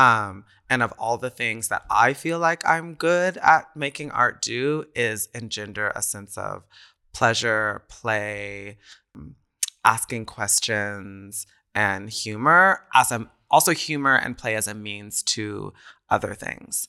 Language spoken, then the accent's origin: English; College Station, Texas, United States; moved away as an adult; also born or lived in New York; now in Berlin, Germany; I was in my hometown in College Station, Texas